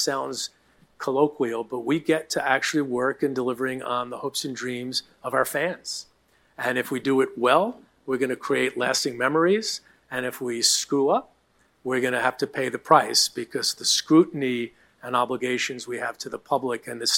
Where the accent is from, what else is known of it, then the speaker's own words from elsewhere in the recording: New York City, New York, United States; I grew up in Queens.